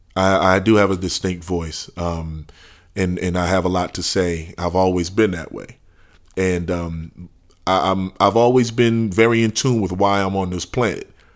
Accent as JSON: {"language": "English", "town": "New Orleans", "region": "Louisiana", "country": "United States", "tie": "born or raised there", "said": "born and raised in New Orleans, Louisiana"}